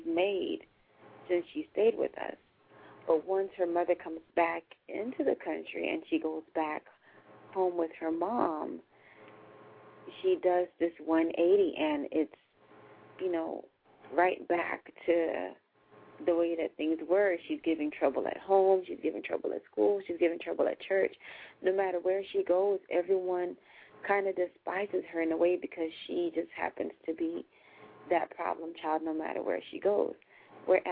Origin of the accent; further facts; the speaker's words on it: United States; the way that we were raised here in the United States